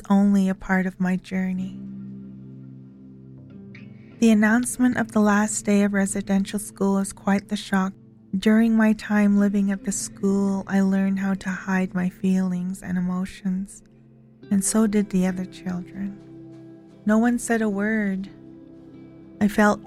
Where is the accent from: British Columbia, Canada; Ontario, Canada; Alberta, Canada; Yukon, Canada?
Alberta, Canada; Kainai Nation; I am from Ghana, First Nation, Alberta